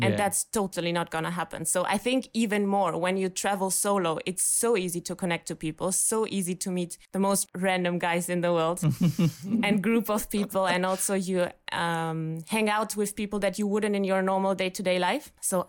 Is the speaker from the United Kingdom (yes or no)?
no; Germany; from Germany, solo traveling in Bali for about 2 months now.